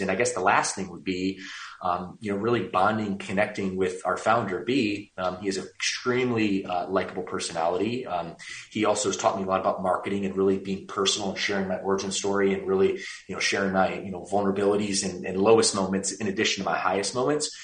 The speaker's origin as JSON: {"language": "English", "town": "Warren", "region": "Michigan", "country": "United States", "tie": "born or raised there", "also_born_or_lived": "Los Angeles, California", "moved": "as an adult", "lives_now": "California, United States", "said": "I went to high school in Warren"}